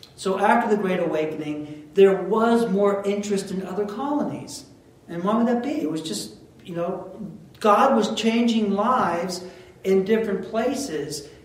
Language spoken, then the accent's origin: English; United States; we're Americans